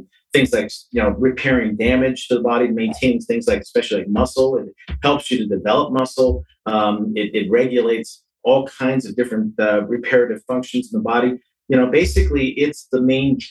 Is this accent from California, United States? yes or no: yes; San Francisco, California, United States; I was raised in San Francisco